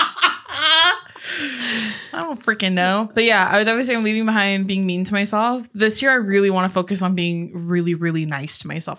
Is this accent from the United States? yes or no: yes; Corona, California, United States; born or raised there; moved away as an adult; also born or lived in Santa Ana, California; now in Los Angeles, United States